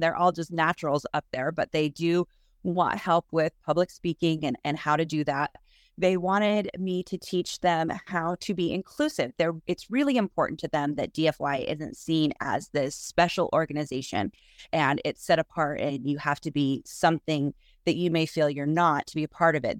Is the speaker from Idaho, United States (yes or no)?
yes; Salmon, Idaho, United States; I was born and raised here in Salmon